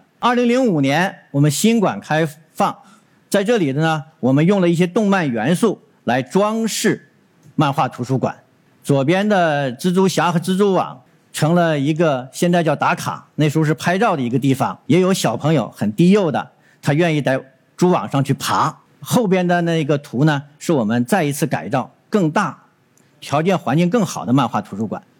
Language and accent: Chinese; northern China, China; now in Dongguan, China; 我是从北方来到东莞的，南北方的气候差异很大